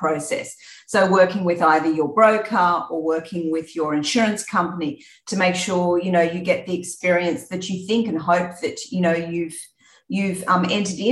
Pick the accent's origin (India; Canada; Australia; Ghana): Australia; country New South Wales; moved away as an adult; now in Singapore; So I grew up in Australia, as you can probably hear from the accent. Grew up in Australia in country New South Wales.